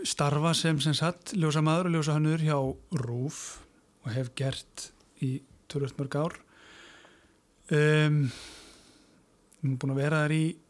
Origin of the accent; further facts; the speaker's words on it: Mosfellsbær, Capital Region, Iceland; ég sérst alveg upp í Moselsbænum